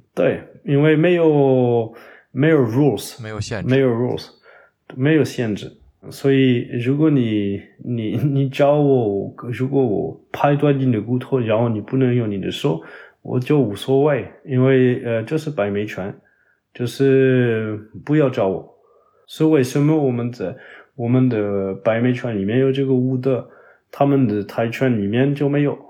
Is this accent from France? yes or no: yes; Toulouse, Occitania, France; Chinese is a second language; now in Paris, France; 我在我的老家就是toulouse， 法国南部